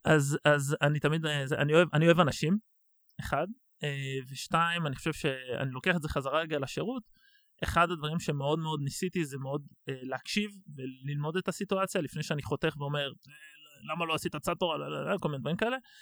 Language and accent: Hebrew; Tel Aviv, Tel Aviv District, Israel; אני בורן אנד רייז בתל אביב, אז גדלתי בים